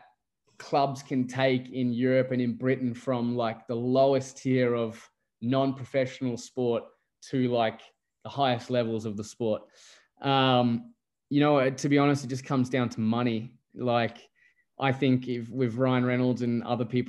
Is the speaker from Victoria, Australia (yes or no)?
no; Gold Coast, Queensland, Australia; accent: Australian; also born or lived in England; I'm English by birth, but I sound Australian